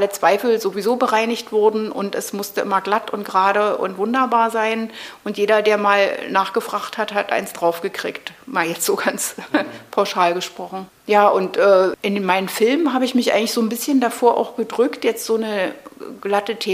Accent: Berlin, Germany; ich bin hier im Prenzlauer Berg {S255} äh, {S1} aufgewachsen, also ja, ich bin in, in Mitte geboren, aber sofort am Tag meiner Geburt wieder in den Prenzlauer Berg zurück.

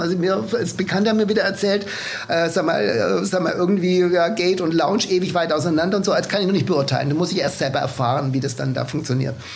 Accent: Swabia, Germany; als Schwabe

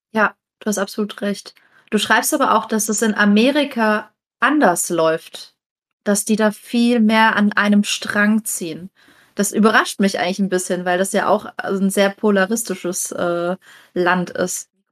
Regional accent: Southern Germany, Germany; wir sind in Süddeutschland aufgewachsen

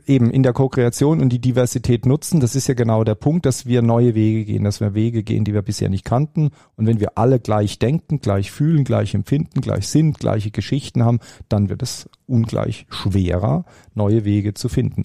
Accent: Baden-Württemberg, Germany; als Badner und als Schwabe

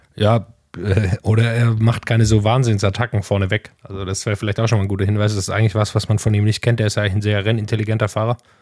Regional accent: Swabia, near Metzingen, Baden-Württemberg, Germany; in der Nähe von, von meiner Heimat, aus im Schwäbischen

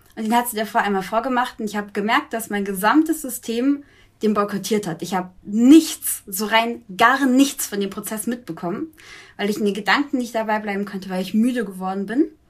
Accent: Augsburg, Bavaria, Germany; wir wohnen zusammen ah. in Augsburg, noch

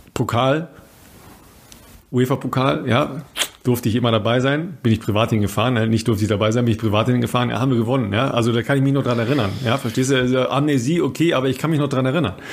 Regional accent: Ruhr area, North Rhine-Westphalia, Germany; moved away; ich komme aus dem Ruhrpott

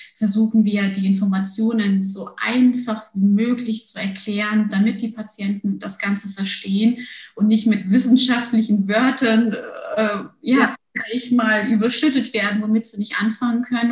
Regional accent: Germany; also born or lived in Turkey / Munich, Germany; bin mit sechs Jahren nach Deutschland gekommen

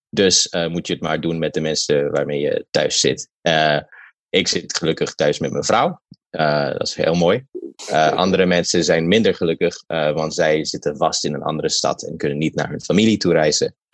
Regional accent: Ethiopia; now in United States; ik kom uit

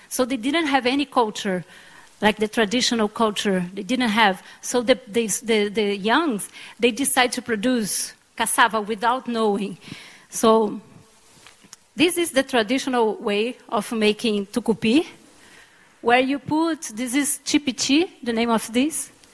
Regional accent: Pará, Brazil; I'm from Pará too

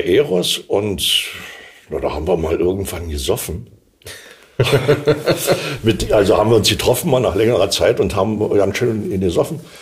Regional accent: Berlin, Germany; accent: Berlin; now in Kleinmachnow, Germany; in Ostberlin Ost bin ich geboren, in Prenzlauer Berg.

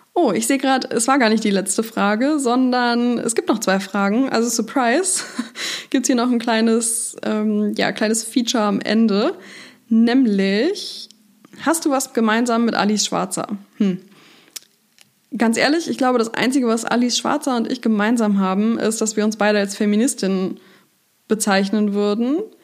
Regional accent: Hanover, Lower Saxony, Germany; moved away; in meiner Heimatstadt, ähm, in der ich jetzt auch wieder lebe

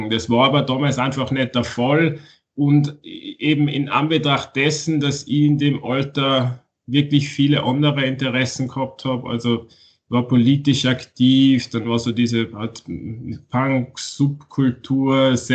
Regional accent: Austria; aber da, da den Großteil meiner, meiner Jugend habe ich in Österreich verbracht.

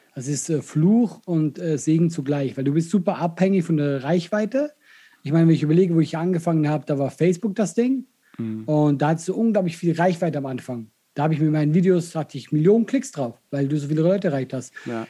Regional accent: Switzerland; accent: Swiss; first language Swiss German; moved away as an adult; now in Germany; ich bin in der Schweiz groß geworden, bis 20, ich, ist meine Muttersprache. Ich rede mit meiner Familie Schweizerdeutsch

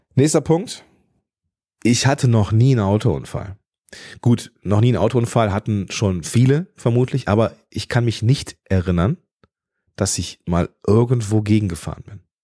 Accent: Moers, North Rhine-Westphalia, Germany; also born or lived in Düsseldorf / Eifel; Ich bin im Dreistromgebiet groß geworden, zwischen dem Niederrhein, dem Ruhrgebiet

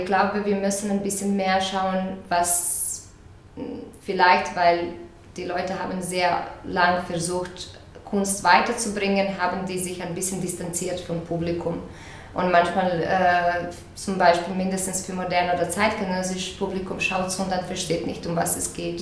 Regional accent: Croatia; moved away; also born or lived in Zagreb; ich komme aus Kroatien

